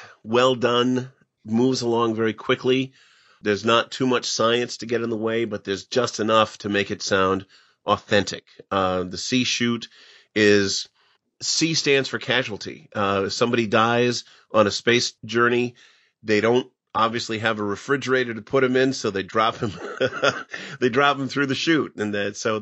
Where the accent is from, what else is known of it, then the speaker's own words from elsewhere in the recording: Pekin, Illinois, United States; my hometown